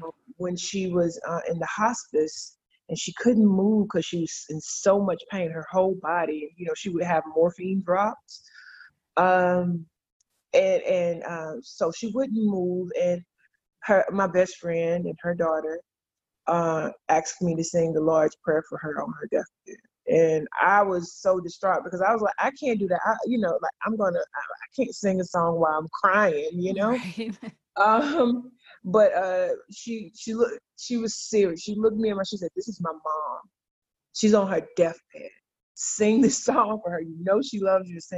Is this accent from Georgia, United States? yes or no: yes; Douglas, Georgia, United States; I'm from a little small town called Douglas, Georgia, where the only thing that you can really do there is either play sports, sing in the choir